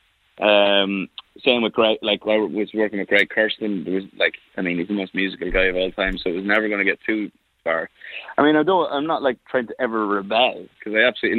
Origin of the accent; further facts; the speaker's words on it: Ireland; I'm Irish.